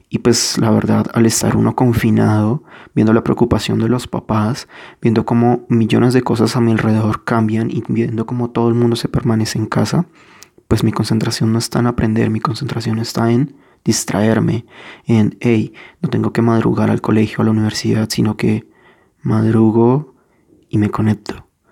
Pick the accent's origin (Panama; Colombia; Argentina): Colombia; si soy colombiano